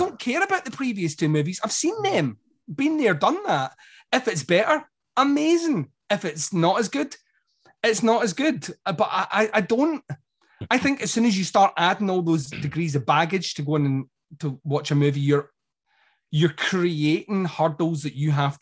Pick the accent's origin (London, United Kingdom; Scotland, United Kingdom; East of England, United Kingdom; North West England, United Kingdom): Scotland, United Kingdom; I'm Scottish